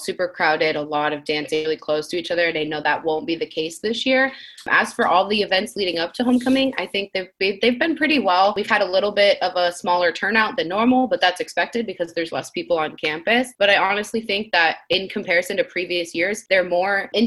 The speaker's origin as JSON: {"language": "English", "region": "Rhode Island", "country": "United States", "moved": "as an adult", "said": "I'm from Rhode Island, a really small place"}